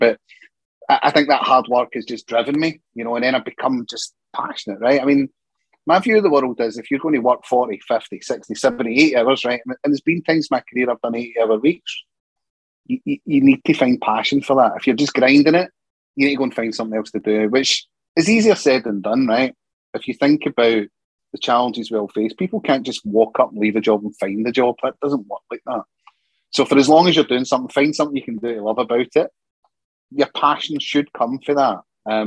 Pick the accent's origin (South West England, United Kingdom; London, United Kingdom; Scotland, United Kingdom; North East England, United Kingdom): Scotland, United Kingdom; I'm Scottish